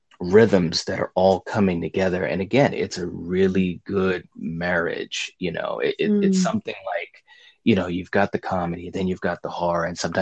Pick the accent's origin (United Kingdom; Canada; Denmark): United Kingdom; England; Sorry, but I'm English.